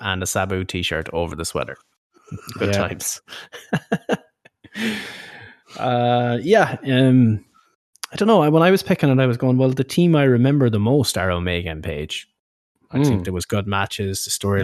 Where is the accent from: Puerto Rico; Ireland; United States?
Ireland; we're from Ireland